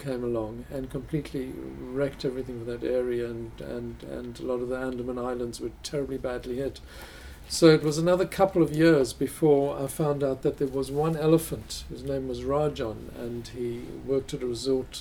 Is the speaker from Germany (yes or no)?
no; South Africa; I grew up in South Africa.